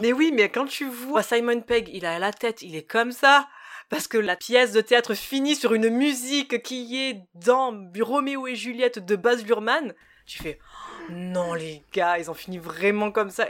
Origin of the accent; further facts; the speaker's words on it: France; en tant que français